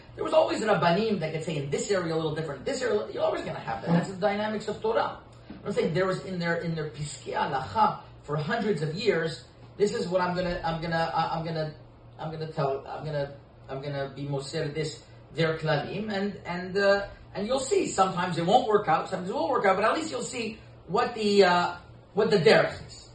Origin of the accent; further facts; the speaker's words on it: Côte Saint-Luc, Quebec, Canada; also born or lived in Saint-Laurent; When I grew up in uh, Saint Luc